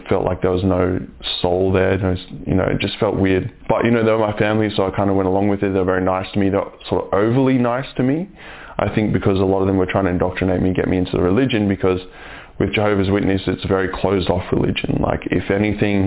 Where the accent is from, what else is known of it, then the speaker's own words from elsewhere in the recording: Brisbane, Queensland, Australia; also born or lived in New Zealand; I've lived in Australia most of my life, mostly Brisbane